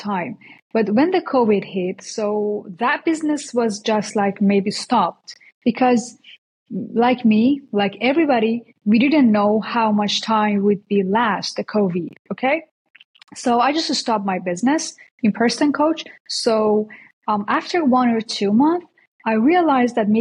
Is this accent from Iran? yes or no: yes; Iran; moved away as an adult; now in United States; I came from Iran. I'm Persian actually. So I just came to US like 7 months ago, but I used to live there